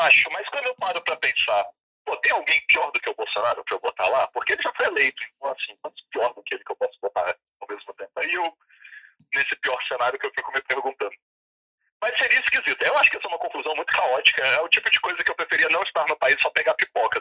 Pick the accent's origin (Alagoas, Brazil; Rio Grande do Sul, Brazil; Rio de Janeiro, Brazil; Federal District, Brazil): Federal District, Brazil; Brasília; moved away as an adult; now in São Paulo, Brazil; eu moro em São Paulo, né? eu sou de Brasília.